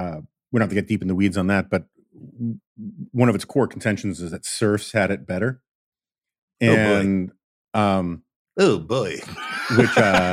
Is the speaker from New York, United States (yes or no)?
yes; New York, United States; the hippies I grew up with in New York, they were just basically rebelling against their corporate lawyer parents or whatever.